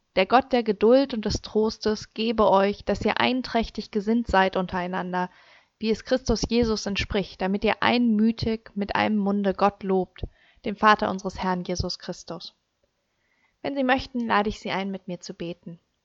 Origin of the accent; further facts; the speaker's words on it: Germany; bei uns in Deutschland